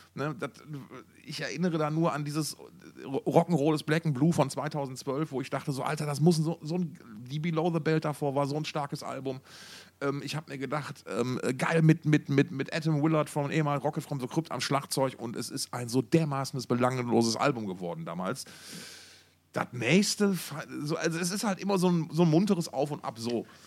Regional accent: Essen, North Rhine-Westphalia, Germany; moved away; aus Alten Essen

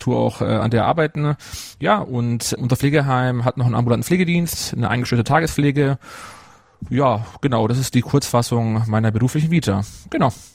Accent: Munich, Bavaria, Germany; also born or lived in Ruhpolding; komme aus Bayern. Also ich bin gebürtiger Münchner, Münchner aufgewachsener, lebe mein Leben lang schon in Oberbayern

